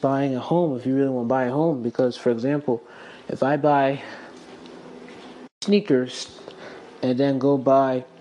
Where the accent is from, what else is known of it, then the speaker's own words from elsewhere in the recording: South Carolina, United States; I am born and raised in South Carolina